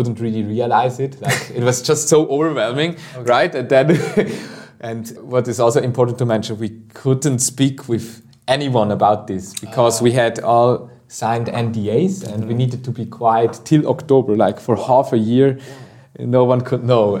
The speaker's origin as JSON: {"language": "English", "region": "Obwalden", "country": "Switzerland", "said": "I'm originally from Obwald, that's in the middle of Switzerland"}